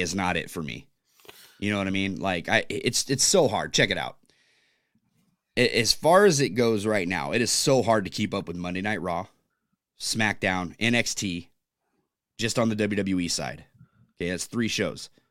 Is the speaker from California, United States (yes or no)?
yes; California, United States; now in Pacific Northwest, United States; I'm from California